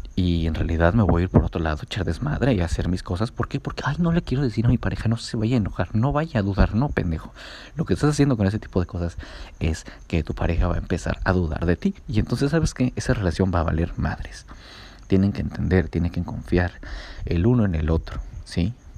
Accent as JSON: {"language": "Spanish", "region": "Puebla", "country": "Mexico", "moved": "as an adult", "lives_now": "San José del Cabo, Mexico", "said": "soy de Puebla"}